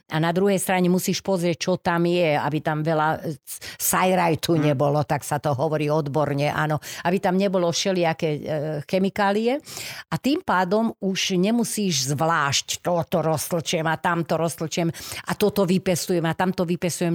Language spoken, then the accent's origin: Slovak; Bratislava, Bratislava Region, Slovakia; narodila som sa podunajských biskupiciach